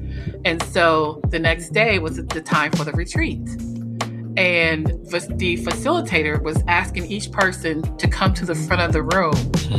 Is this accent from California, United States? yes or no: no; North Carolina, United States; now in Washington, United States; But I was raised in a small town in North Carolina. So that's where you get the urban and the Southern from, right?